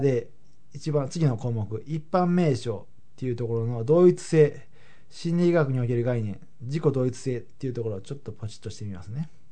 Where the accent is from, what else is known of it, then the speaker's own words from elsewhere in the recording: Habikino, Osaka, Japan; 僕だったら羽曳野市っていうところで育ったんですけれども